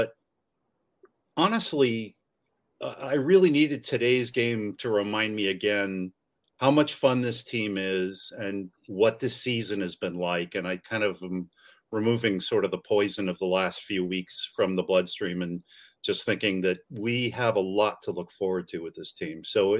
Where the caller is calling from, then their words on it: California, United States; San Francisco Bay Area. So it's 12, 15 at night or something.